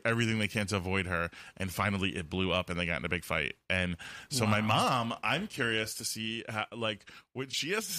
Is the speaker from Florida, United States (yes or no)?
yes; Fort Lauderdale, Florida, United States; moved away; also born or lived in Wilton Manors, Florida; I am from Fort Lauderdale, and I cut my teeth as a young gay in Wilton Manor, Florida.